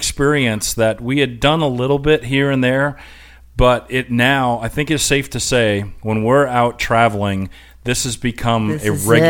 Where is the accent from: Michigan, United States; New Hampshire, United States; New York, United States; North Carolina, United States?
North Carolina, United States; Asheville; we're from Asheville, North Carolina.